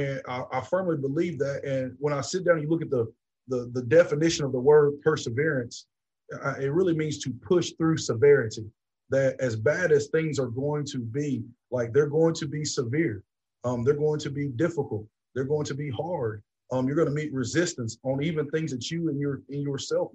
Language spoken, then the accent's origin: English; Georgia, United States; moved away as an adult; also born or lived in Tennessee; now in West Point, United States; my home state of Georgia